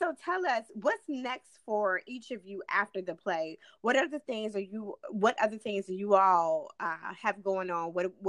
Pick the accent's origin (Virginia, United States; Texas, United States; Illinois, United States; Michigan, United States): Virginia, United States; Newport News; moved away as an adult; now in Richmond, United States; I'm from Newport News. I'm from downtown Newport. Just born and raised all my life.